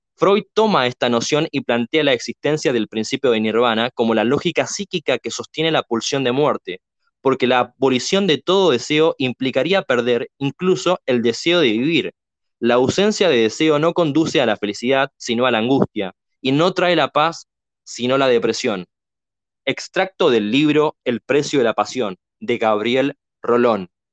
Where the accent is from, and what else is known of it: Argentina